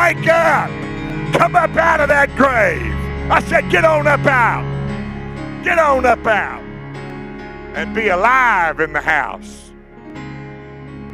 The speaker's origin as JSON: {"language": "English", "town": "Lake Charles", "region": "Louisiana", "country": "United States", "tie": "born or raised there", "said": "my hometown of Lake Charles, Louisiana"}